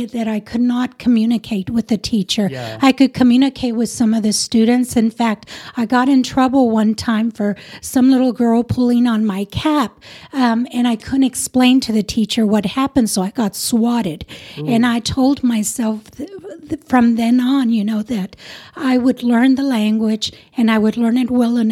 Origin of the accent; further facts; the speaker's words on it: Hereford, Texas, United States; also born or lived in Crystal City, Texas / Eagle Pass, Texas / Piedras Negras, Mexico / Amarillo, Texas; So we lived in Hereford, but not in the city of Hereford, but like Frio and out in the rural communities outside of Hereford for many years.